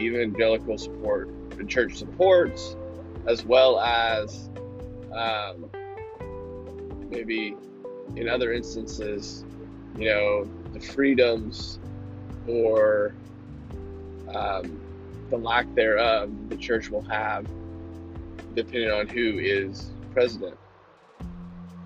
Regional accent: United States; we as American believers, followers of Christ

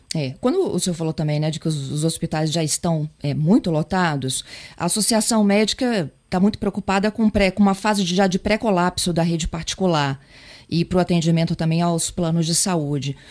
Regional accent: Espírito Santo, Brazil; enquanto capixaba

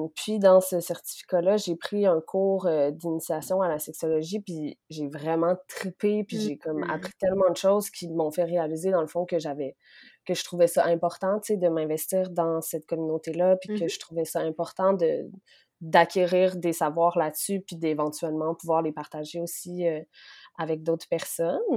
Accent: Quebec City, Quebec, Canada; moved away as an adult; also born or lived in Côte-Nord, Quebec; now in Montreal, Canada; je suis née sur la côte nord, dans une petite famille super aimante. ensuite, j'ai grandi à Québec

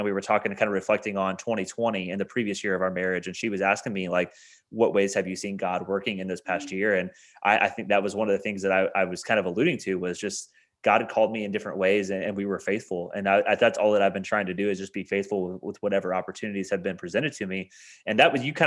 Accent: Indiana, United States; moved away as an adult; now in Kentucky, United States; We moved to Kentucky from my hometown in Indiana

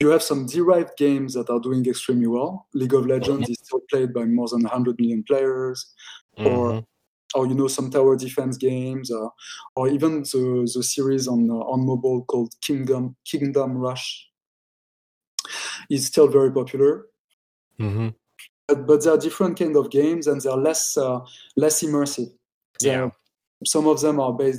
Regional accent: Paris, Île-de-France, France; moved away as an adult; also born or lived in United States / Japan; now in London, United Kingdom; I was born and raised in Paris

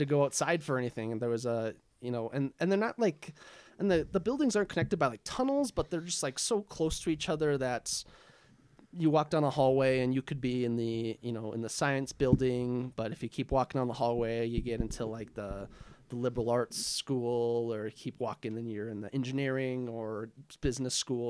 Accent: Arden Hills, Minnesota, United States; also born or lived in Duluth, Minnesota; I grew up in Arden Hills, uh, with my family

